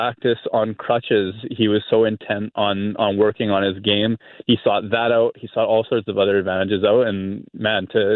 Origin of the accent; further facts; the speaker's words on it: Winnipeg, Manitoba, Canada; I'm from Winnipeg